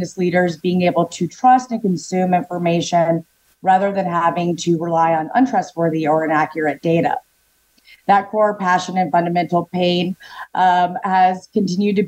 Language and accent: English; the South, United States; accent: Southern; my Southern accent